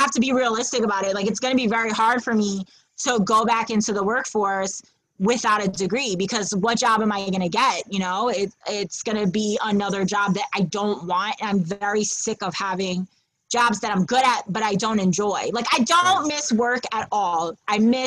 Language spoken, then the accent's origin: English; New York City, New York, United States; also born or lived in Wisconsin / Brooklyn; I'm the Manhattan girl that was raised in Midtown.